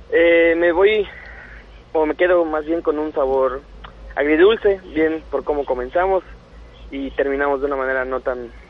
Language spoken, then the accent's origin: Spanish; Mexico; Tienen esa capacidad de lectura que a veces nos falta a nosotros como equipo mexicano.